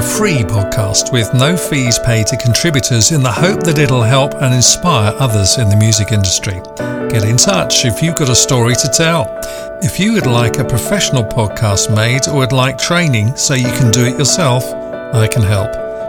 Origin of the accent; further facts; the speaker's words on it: London, United Kingdom; I was born in London.